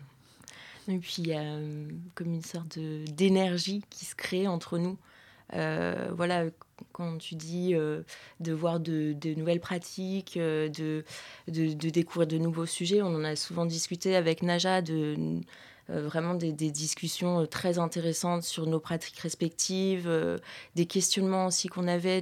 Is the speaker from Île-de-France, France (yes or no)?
yes; Paris, Île-de-France, France; je suis parisienne